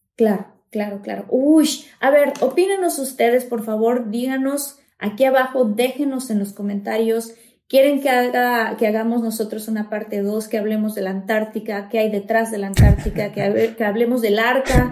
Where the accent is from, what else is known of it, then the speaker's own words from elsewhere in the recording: Mexico; en mi país, México